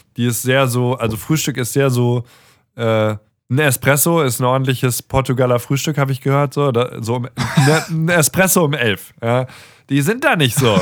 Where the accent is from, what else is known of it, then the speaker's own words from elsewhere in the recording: Mainz area, Rhineland-Palatinate, Germany; moved away as an adult; also born or lived in Darmstadt / Stuttgart; wir sind in der Mainz-Ecke zur Schule gegangen